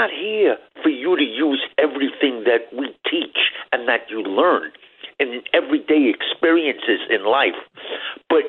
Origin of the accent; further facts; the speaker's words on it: Mount Vernon, New York, United States; I grew up in Mount Vernon, and that's a changed town